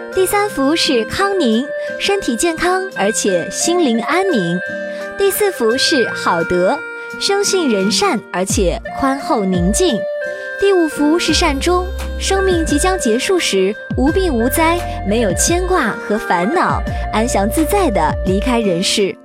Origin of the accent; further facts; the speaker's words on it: China; 我们中国人